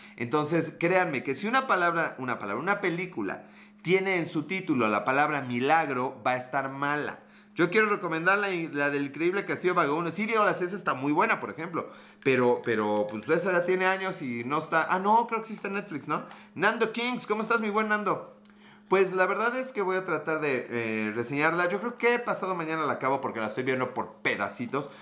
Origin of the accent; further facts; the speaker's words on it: Mexico; nosotros, los mexicanos